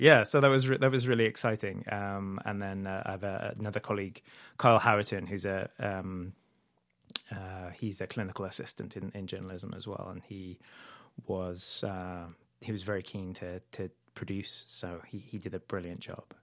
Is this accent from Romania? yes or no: no; United Kingdom; moved away as an adult; also born or lived in Idaho; now in United States; I'm originally from the U K, um, but I, I've lived in the U S, uh, for about ten years now.